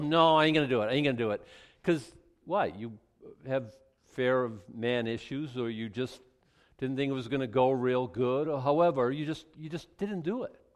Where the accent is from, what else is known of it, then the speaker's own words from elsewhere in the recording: Boston, Massachusetts, United States; Boston was either second or third, my hometown